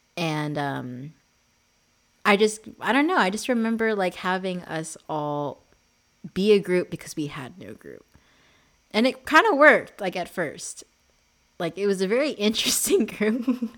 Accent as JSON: {"language": "English", "country": "Philippines", "said": "That's like one of the main things that we bonded over at first was being Filipino."}